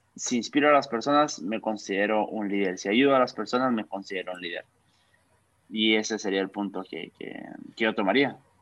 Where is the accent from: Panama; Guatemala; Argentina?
Guatemala; soy un joven guatemalteco